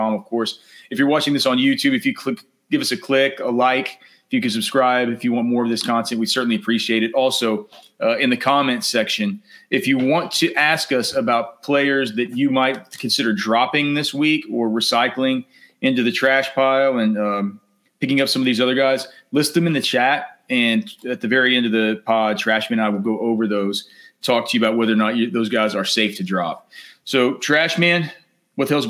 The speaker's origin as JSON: {"language": "English", "region": "Texas", "country": "United States", "tie": "born or raised there", "said": "we grew up down here in Texas"}